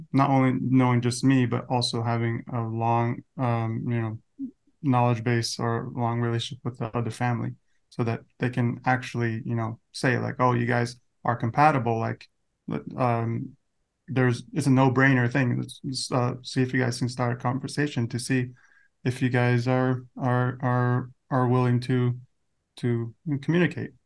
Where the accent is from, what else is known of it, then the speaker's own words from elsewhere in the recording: Las Vegas, Nevada, United States; from, uh, Las Vegas, twenty-nine.